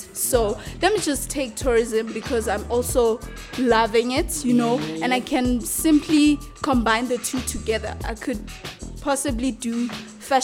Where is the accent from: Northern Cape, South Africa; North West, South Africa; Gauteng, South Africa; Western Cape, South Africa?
Gauteng, South Africa; Tembisa; I was born and raised in Tembisa.